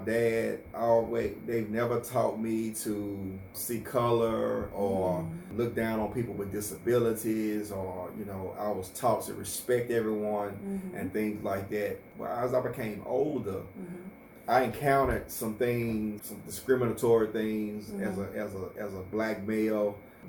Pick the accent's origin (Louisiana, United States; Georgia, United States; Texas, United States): Louisiana, United States; Monroe; I grew up here in Monroe. Monroe is my home. In the Booker T community, wonderful parents growing up. I graduated from Carroll High School in Monroe in 92